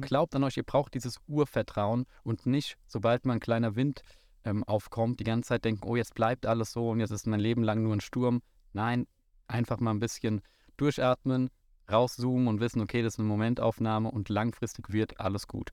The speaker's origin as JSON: {"language": "German", "town": "Frankfurt", "region": "Hesse", "country": "Germany", "tie": "born or raised there", "said": "Ich komme hier aus dem wunderschönen Bonames, wo wir auch gerade auf dem Flugplatz stehen. Bin gebürtiger Frankfurter"}